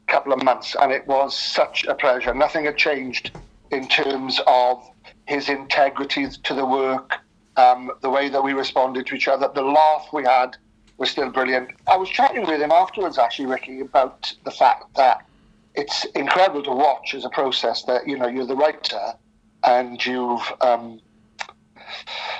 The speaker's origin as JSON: {"language": "English", "region": "Wales", "country": "United Kingdom", "said": "I'm obviously Welsh, and there's a melancholic streak to us"}